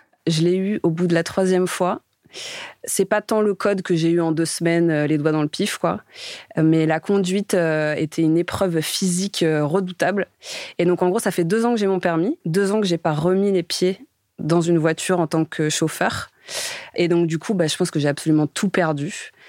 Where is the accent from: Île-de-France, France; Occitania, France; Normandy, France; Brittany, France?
Île-de-France, France; Romainville; moved away as an adult; also born or lived in Noisy-le-Sec / Paris / Nantes; j'ai grandi dans le quatre-vingt-treize à Romainville, né à Noisy-le-Sec, euh, juste à côté